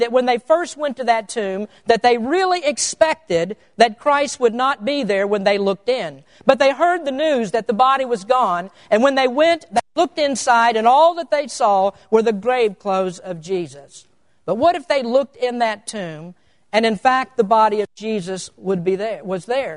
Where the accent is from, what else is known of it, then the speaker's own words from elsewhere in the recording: Kentucky, United States; now in California, United States; I'm an old Kentucky boy. I come from the Bible Belt.